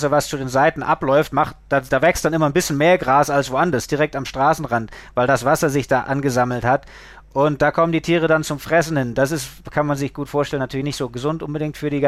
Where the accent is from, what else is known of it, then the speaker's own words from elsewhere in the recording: Lake Constance, Germany; so als Kind vom Bodensee, ich war natürlich am Segeln, am Surfen, das, das war mein, mein alles.